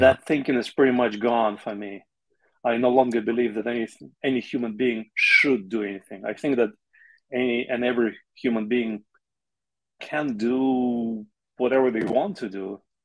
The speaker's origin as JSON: {"language": "English", "region": "Chechnya", "country": "Russia", "tie": "born or raised there", "moved": "yes", "said": "i grew up in the soviet union yeah. and i'm russian ethnically russian i have some ukrainian blood like most uh, russians do i also grew up in the region in russia uh, called chechnya"}